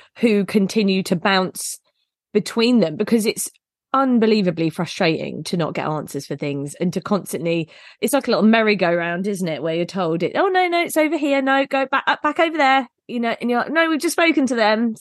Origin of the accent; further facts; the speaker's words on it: United Kingdom; I feel like we're very British